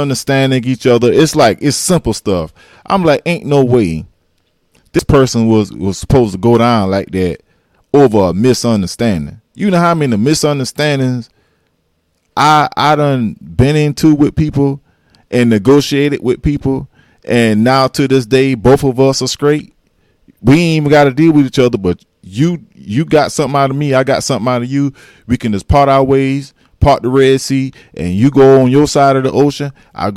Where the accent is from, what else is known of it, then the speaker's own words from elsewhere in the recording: South Carolina, United States; I'm a South Carolinian